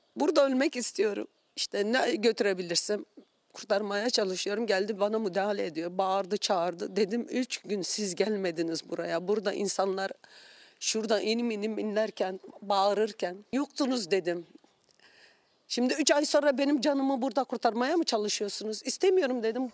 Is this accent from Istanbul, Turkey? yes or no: no; Hatay, Turkey; ben şu köşede eski evlerimizde burada doğdum. Burada büyüdüm.